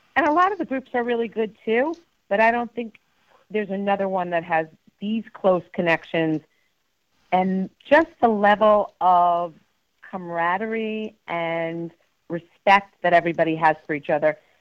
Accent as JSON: {"language": "English", "town": "Mount Kisco", "region": "New York", "country": "United States", "said": "I hail from Westchester County, New York, uh, specifically Mount Kisco"}